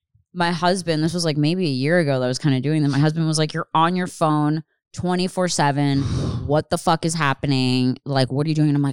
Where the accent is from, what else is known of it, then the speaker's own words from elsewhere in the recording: Pennsylvania, United States; I didn't grow up in the city. I grew up in Upper Bucks County, like outside.